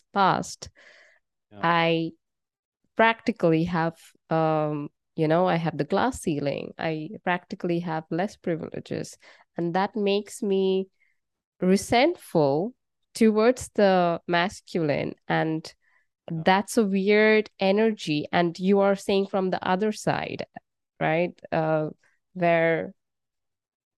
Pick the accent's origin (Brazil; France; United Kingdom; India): India; I'm from India